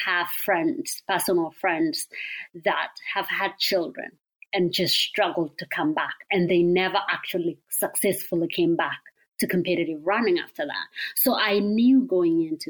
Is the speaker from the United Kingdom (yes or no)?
no; Kenya; moved away as an adult; now in Eugene, United States; I grew up in Kenya